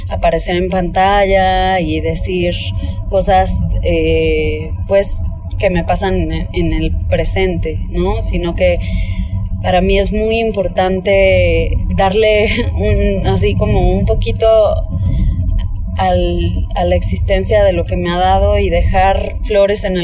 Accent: Mexico; soy cantautora mexicana

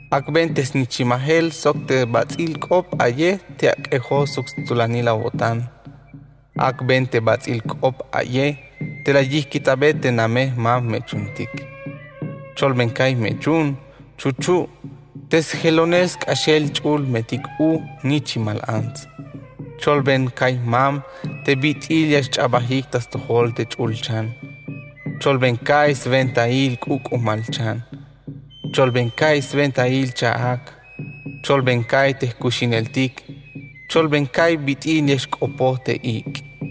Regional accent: Tenejapa, Chiapas, Mexico; perteneciente a los linajes Is y Uch. Yo soy originario de Joveltó, mejor conocido como Tenejapa, Chiapas.

